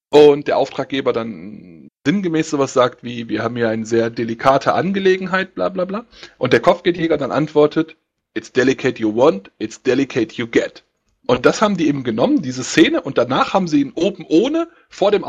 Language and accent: German; North Rhine-Westphalia, Germany; Ich bin aus dem Ruhrpott, da redet man nun mal so.